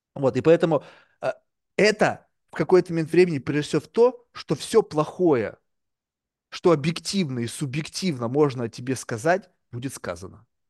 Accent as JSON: {"language": "Russian", "country": "Russia", "tie": "born or raised there", "first_language": "Russian", "moved": "as an adult", "lives_now": "New York, United States", "said": "я родился в России"}